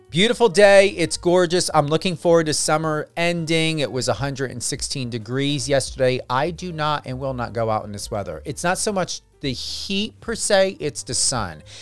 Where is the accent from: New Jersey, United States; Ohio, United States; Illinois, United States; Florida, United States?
New Jersey, United States; I'm from New Jersey